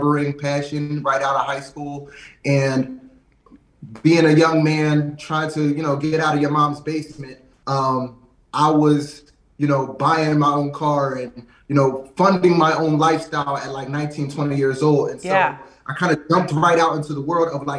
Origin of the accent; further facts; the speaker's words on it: Lansdowne, Pennsylvania, United States; grew up in a small suburb, like right outside of West Philly, in Lansdowne